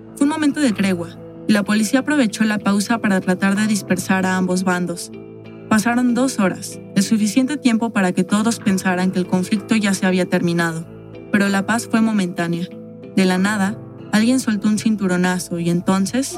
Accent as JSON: {"language": "Spanish", "country": "Mexico"}